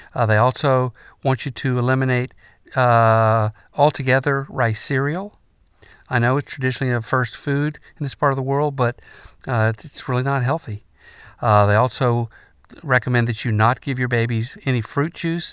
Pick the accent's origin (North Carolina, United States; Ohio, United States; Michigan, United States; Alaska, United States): North Carolina, United States; In my home state of North Carolina